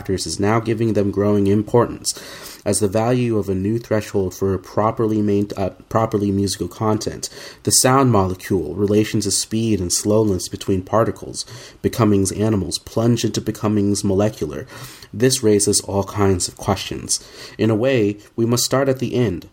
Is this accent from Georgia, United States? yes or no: no; Oklahoma, United States; growing up in Oklahoma in the Southern Baptist household